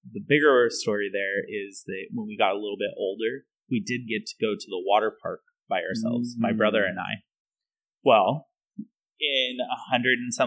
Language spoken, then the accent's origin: English; Reno, Nevada, United States; growing up in Reno